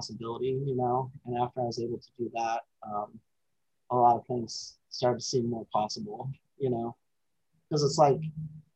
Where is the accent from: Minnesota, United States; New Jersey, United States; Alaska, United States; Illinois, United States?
Alaska, United States; I was born in Alaska